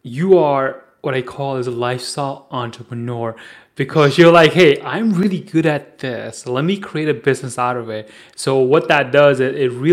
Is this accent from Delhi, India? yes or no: yes; New Delhi, Delhi, India; I am from New Delhi